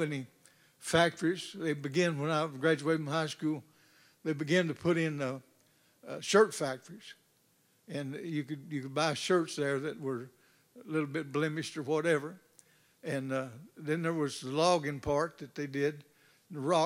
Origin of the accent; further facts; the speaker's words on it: North Arkansas, United States; moved away; I was not raised here. I was raised in North Arkansas